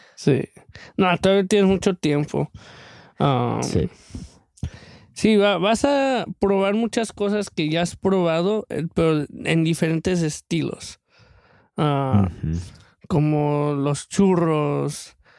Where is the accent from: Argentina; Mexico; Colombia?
Mexico; yo soy de México